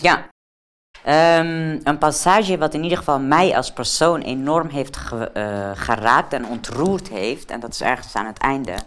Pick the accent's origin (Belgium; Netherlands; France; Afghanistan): Afghanistan; moved away; ik kom zelf uit Afghanistan